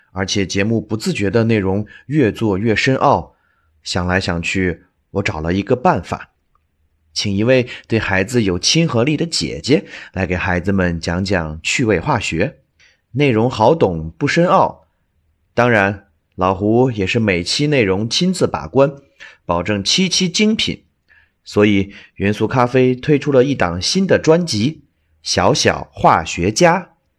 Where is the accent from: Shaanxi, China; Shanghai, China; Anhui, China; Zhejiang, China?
Shaanxi, China; Baoji; 那就是我的家乡陕西省宝鸡市